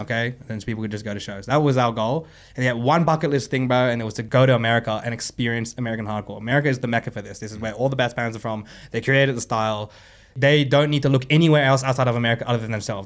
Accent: Sydney, New South Wales, Australia; we grew up in Sydney

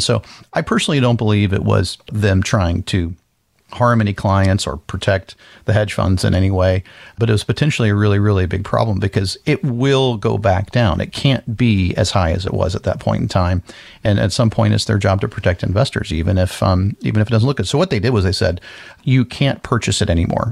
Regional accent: Florida, United States; I grew up in Florida

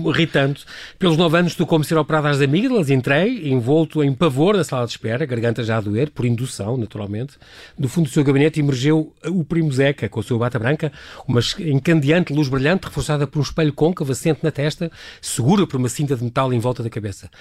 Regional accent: Lisbon, Portugal; Eu, que sou de Lisboa

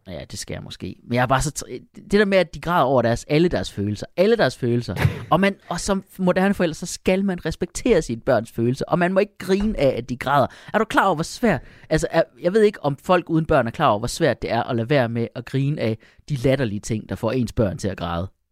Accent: Jutland, Denmark; som jyde

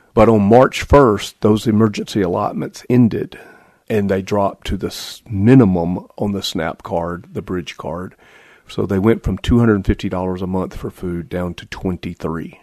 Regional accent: the South, United States; now in Michigan, United States; I'm from the South, so I, I think I make pretty good barbecue

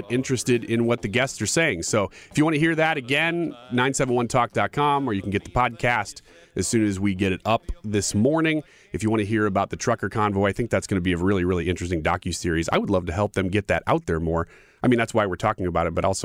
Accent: United States; even as an American, we felt proud

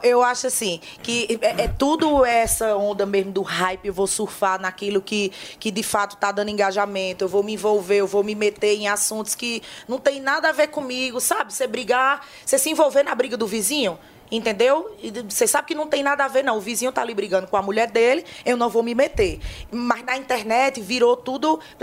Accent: Northeast Region, Brazil; Nós que somos nordestinos

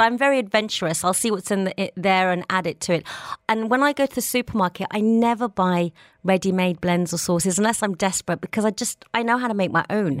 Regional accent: Birmingham, West Midlands, United Kingdom; now in Dubai, United Arab Emirates; I'm from Birmingham

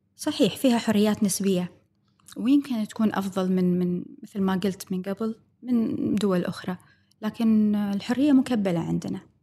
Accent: Kuwait; عندنا بالكويت

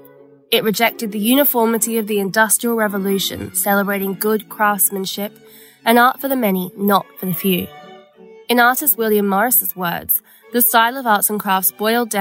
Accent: Western Australia, Australia; I was a mixed-race kid at a majority-white high school in the suburbs of Western Australia

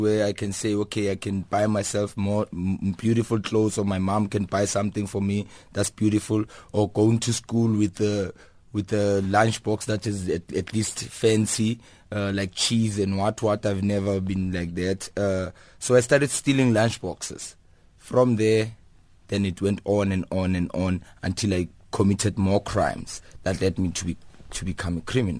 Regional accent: Kliptown, Gauteng, South Africa; It started actually innocently when I was young, growing up in Kliptown. It's a previously disadvantaged community.

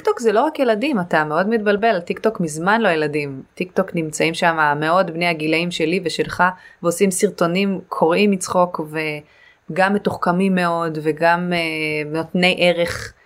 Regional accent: the Krayot, Haifa District, Israel; also born or lived in Caribbean; now in Tel Aviv, Israel; גדלתי בקריות

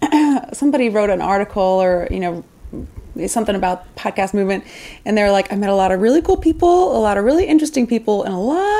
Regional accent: Houston, Texas, United States; now in Chicago, United States; Yes, I'm originally from Houston.

